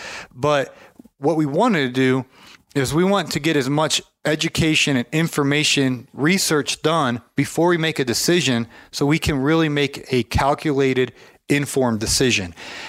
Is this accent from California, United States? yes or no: no; Canton, Ohio, United States; my hometown of Canton, Ohio.